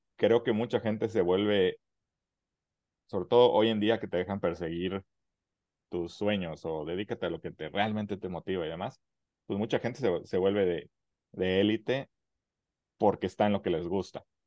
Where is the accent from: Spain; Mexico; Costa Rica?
Mexico; como mexicanos